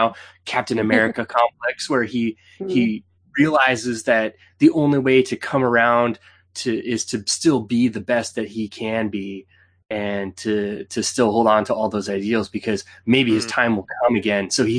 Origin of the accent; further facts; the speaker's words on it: Canada; She knows we're Canadian.